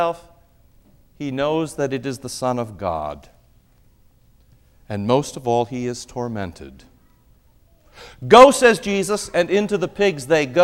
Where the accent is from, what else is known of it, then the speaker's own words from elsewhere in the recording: Iowa, United States; I grew up in Iowa, and in Iowa there are more pigs than people.